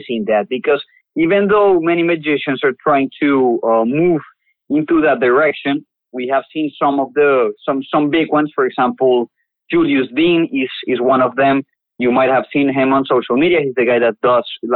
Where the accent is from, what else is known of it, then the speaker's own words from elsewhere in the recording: Bogota, Colombia; also born or lived in Las Vegas, United States; now in Los Angeles, United States; I'm from Bogota, Colombia, now living in LA as well